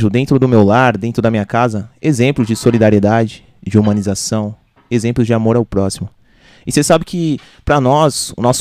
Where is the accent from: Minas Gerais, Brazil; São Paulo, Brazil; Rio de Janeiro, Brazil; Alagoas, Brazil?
São Paulo, Brazil; Arujá; also born or lived in Santa Isabel; É, eu sou nascido em São Isabel, mas me criei sempre em Arujá. Só fui lá para nascer, né?